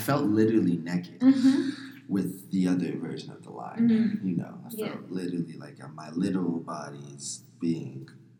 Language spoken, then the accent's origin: English; Avondale, Arizona, United States; I grew up in Avondale, Arizona.